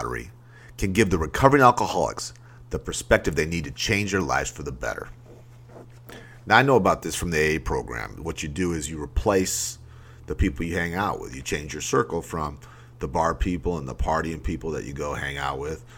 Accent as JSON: {"language": "English", "region": "Maine", "country": "United States", "tie": "born or raised there", "said": "I grew up in Maine"}